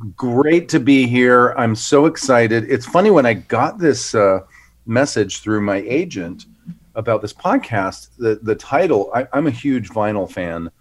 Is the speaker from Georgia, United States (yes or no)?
yes; Atlanta, Georgia, United States; I grew up in Atlanta, Georgia.